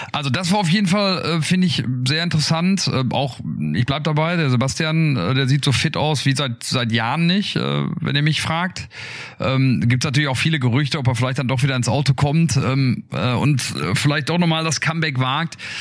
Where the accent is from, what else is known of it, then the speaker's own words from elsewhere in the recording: Ruhr area, North Rhine-Westphalia, Germany; ich komme aus dem Ruhrgebiet